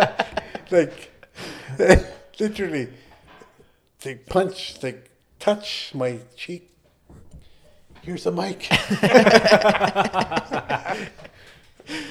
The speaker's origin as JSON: {"language": "English", "town": "Chesterfield Inlet", "region": "Nunavut", "country": "Canada", "moved": "yes", "lives_now": "Iqaluit, Canada", "said": "I'm from Chesterfield, which is very close to North Pole."}